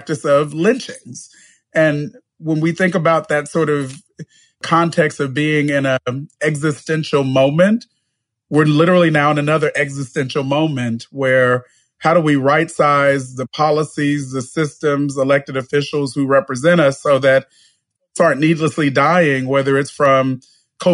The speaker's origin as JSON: {"language": "English", "town": "Bakersfield", "region": "California", "country": "United States", "tie": "born or raised there", "said": "I was born and raised in a city called Bakersfield, which is in the San Joaquin Valley of California."}